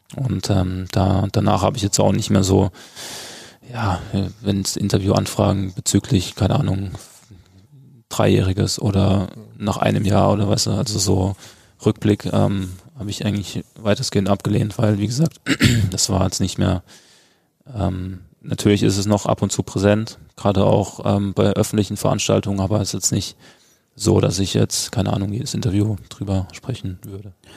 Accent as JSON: {"language": "German", "town": "Freiburg", "region": "Baden-Württemberg", "country": "Germany", "tie": "born or raised there", "also_born_or_lived": "Dortmund", "moved": "yes", "lives_now": "Mönchengladbach, Germany", "said": "Freiburg ähm, immer ähm, ja, meine Heimat ähm, sein wird oder sein ja, bleiben wird"}